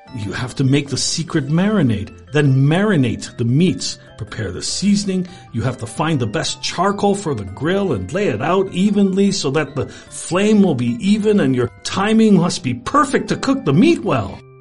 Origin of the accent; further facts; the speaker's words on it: Canada; I'm Canadian